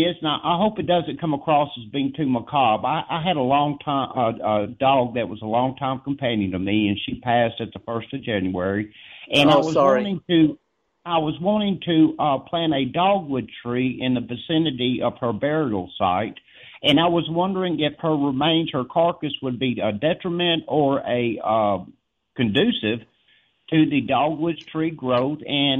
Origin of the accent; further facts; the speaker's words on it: American South, United States; accent: Forrest Gump; now in Corinth, United States; I'm American by birth and Southerner by the grace of God